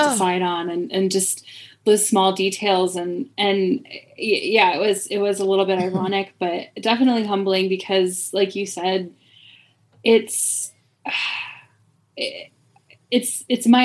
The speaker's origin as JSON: {"language": "English", "region": "Midwest", "country": "United States", "tie": "born or raised there", "moved": "yes", "lives_now": "Philadelphia, United States", "said": "Originally born in the Midwest. I tell people that I was raised in the Midwest"}